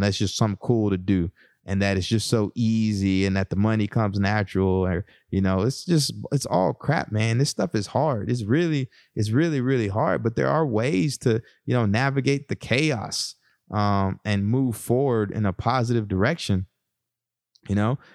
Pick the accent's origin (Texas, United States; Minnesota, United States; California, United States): Texas, United States; moved away; my background growing up in Texas